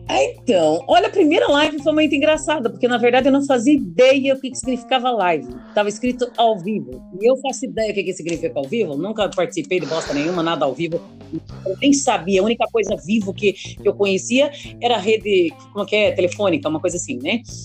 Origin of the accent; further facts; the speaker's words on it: interior of Paraná, Brazil; Como aqui eu sou do interior do Paraná, a gente fuma muito paeiro.